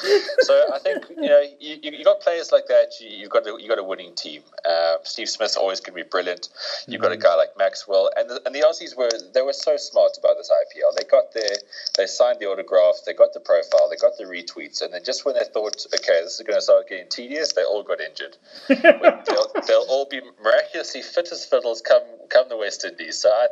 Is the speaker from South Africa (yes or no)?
yes; South Africa; as a South African